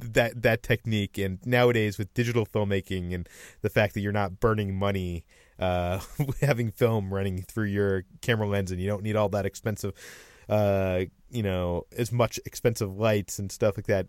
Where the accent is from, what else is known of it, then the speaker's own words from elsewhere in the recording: Natick, Massachusetts, United States; I, I'm from Massachusetts, just out of Boston, in a little town called Natick that has a mall